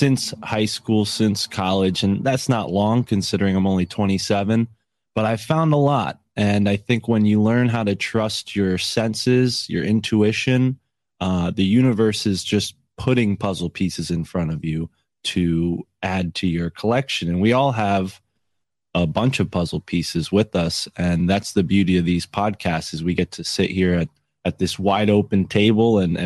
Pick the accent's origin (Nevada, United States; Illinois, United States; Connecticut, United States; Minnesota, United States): Connecticut, United States; I'm from Connecticut.